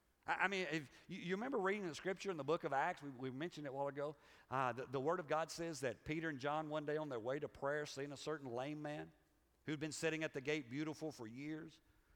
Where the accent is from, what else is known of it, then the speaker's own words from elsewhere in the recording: Liberia; now in United States; I grew up in Africa. And when you grow up in Africa, it just messes you up for America.